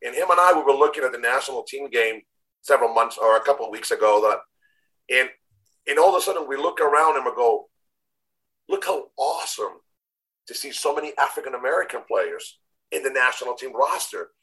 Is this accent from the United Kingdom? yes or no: no; Chile; English is a second language; moved away as an adult; also born or lived in United States / Miami; now in Nashville, United States; grew up in Chile, born in the U.S., raised in Chile, came back when I was 19